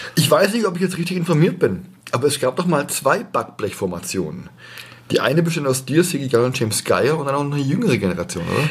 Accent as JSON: {"language": "German", "town": "Stuttgart", "region": "Baden-Württemberg", "country": "Germany", "tie": "born or raised there", "accent": "Swabian", "said": "Ich bin ja auch in Bad Cannstatt geboren."}